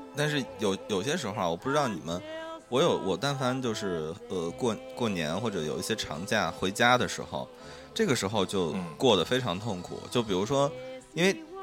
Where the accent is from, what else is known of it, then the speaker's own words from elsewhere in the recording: Shaanxi, China; 我是一个陕西人